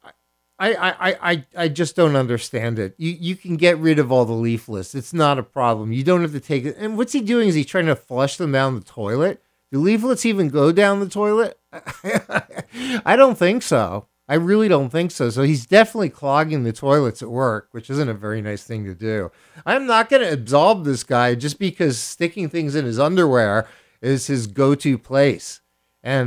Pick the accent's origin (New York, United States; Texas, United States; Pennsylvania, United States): Pennsylvania, United States; Philadelphia; I hail from Philadelphia, Pennsylvania, home of the city of brotherly love